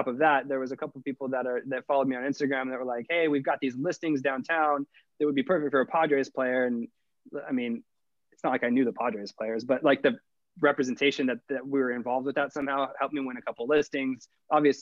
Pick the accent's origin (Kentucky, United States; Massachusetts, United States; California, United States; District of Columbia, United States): California, United States; Sacramento; moved away as an adult; now in San Diego, United States; I was from Sacramento. I was in Sacramento for 24